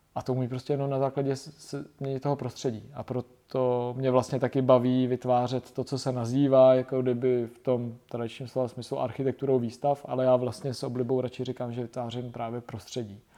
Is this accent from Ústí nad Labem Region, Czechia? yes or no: yes; Ústí nad Labem, Ústí nad Labem Region, Czechia; jsem z Ústí nad Labem